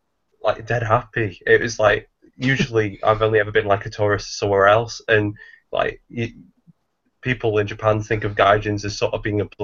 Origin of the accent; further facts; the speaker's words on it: near Manchester, North West England, United Kingdom; I'm from England.